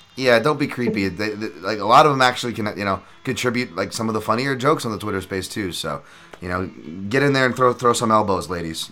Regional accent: United States; I'm so American

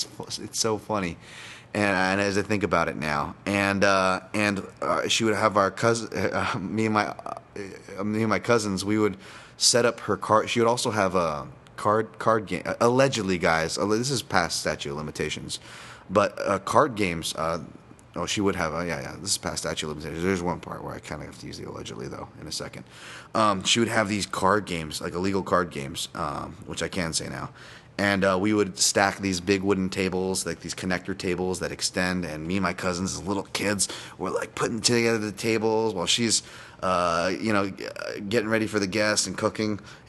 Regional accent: New York City, New York, United States; I'm from Brooklyn, so I was all digging it.

